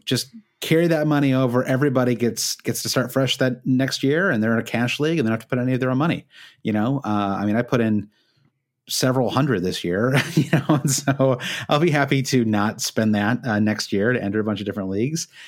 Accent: Midwest, United States; moved away as an adult; now in Brooklyn, United States; when I was growing up in the Midwest

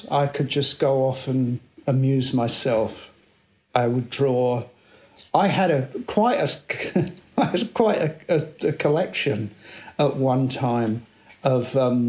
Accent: London, United Kingdom; I was born in South London, 1958, a very typical kind of working class family, I guess you could say.

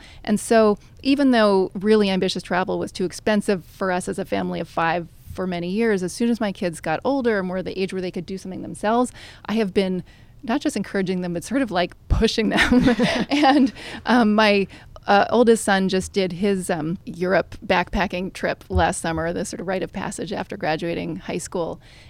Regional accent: Manhattan, New York, United States; because I grew up here in Manhattan, fairly privileged environment

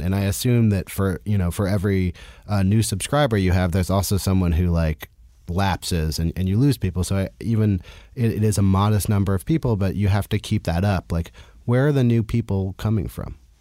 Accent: California, United States; now in New York, United States; I'm also from California, and I remember that when I, when I first moved to New York

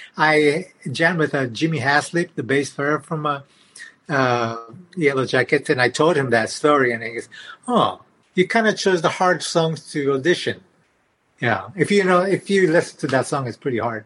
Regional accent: Japan; English is a second language; moved away as an adult; now in California, United States

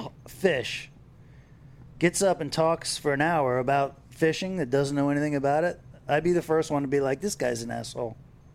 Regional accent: Fort Lauderdale, Florida, United States; I grew up here in Fort Lauderdale

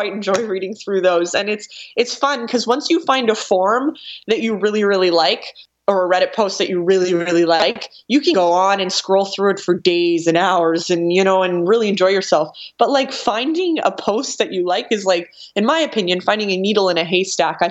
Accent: Canada; I'm Canadian

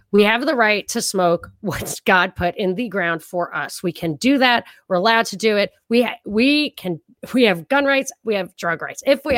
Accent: New York, United States; I'm from New York. I thrive on it. I love it. My culture is everything.

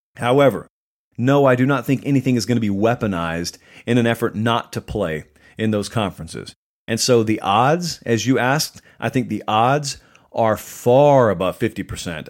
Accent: the South, United States

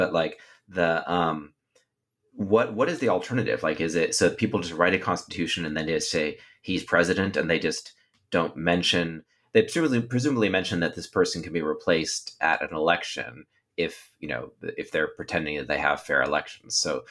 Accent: United States; as an American

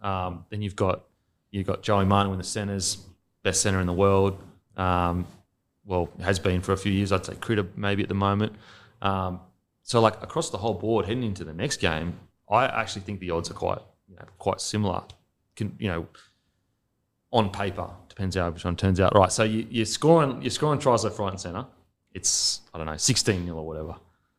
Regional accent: Australia; because I personally, as an Aussie, I think that, like, I very rarely see the Kiwis play as good as they can possibly play.

